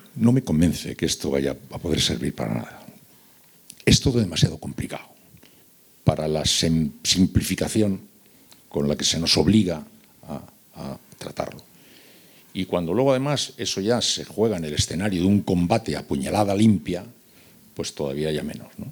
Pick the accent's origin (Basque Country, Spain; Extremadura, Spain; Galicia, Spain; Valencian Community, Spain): Basque Country, Spain; San Sebastián; moved away; also born or lived in Seville; yo soy de San Sebastián, pero viví casi cinco años en Sevilla.